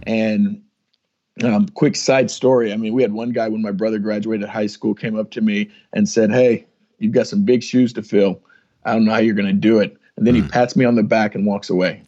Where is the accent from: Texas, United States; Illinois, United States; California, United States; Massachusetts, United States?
Texas, United States; San Antonio; also born or lived in Kansas; I'm from San Antonio, Texas, uh, raised as a military brat, and uh, although my wife will tell you that I was born in Kansas, uh, we moved around a handful of times and uh, ended up in San Antonio, Texas, uh, about my third grade year.